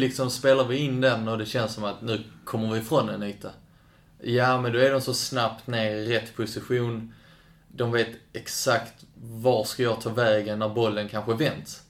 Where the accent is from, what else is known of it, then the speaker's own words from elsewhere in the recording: Kävlinge, Skåne, Sweden; also born or lived in Lund; I Kävlinge. Eller i Lund då på BB, men jag är uppvuxen i Kävlinge